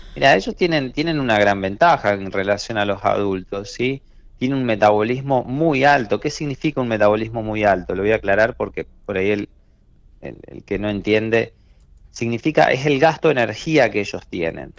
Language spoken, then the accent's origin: Spanish; Trenel, La Pampa, Argentina; also born or lived in Córdoba / Buenos Aires; yo soy de Trenel y nací allá. Cuando yo era chico, iba a visitar a mis amigos